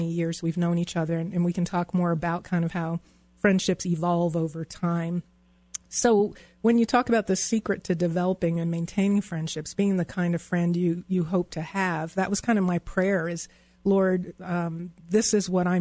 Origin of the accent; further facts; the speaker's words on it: East Coast, United States; moved away as an adult; also born or lived in Virginia; now in Denver, United States; All of my friends and family who I grew up on the East Coast, everyone I knew lived on the East Coast.